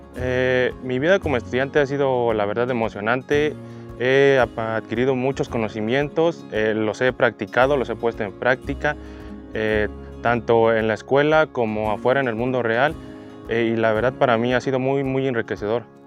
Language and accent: Spanish; San José del Progreso, Oaxaca, Mexico; yo soy originario de la comunidad de San José del Progreso